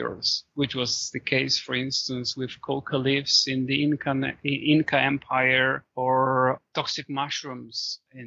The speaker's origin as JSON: {"language": "English", "country": "Poland", "said": "my home country, Poland."}